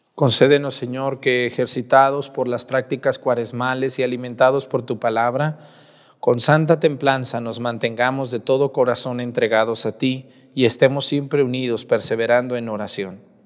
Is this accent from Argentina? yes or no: no; Mexticacán, Jalisco, Mexico; moved away; mi pueblo que tanto extraño, mi pueblo, Mesticacán, allá en Jalisco, un pueblo muy chiquito de los Altos de Jalisco